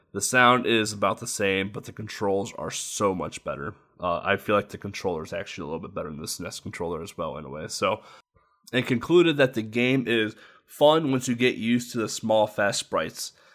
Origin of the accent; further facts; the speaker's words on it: United States; as an American